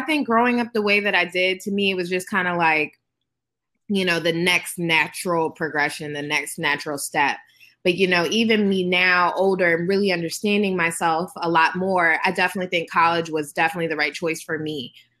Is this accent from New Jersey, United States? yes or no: no; Maryland, United States; I was born and raised in Prince George's County, Maryland, where my store now currently is.